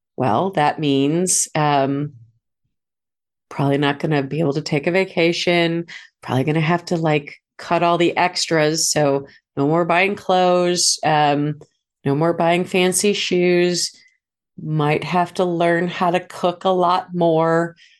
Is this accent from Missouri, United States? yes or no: yes; St. Louis, Missouri, United States; moved away; I'd moved back to my hometown of Saint Louis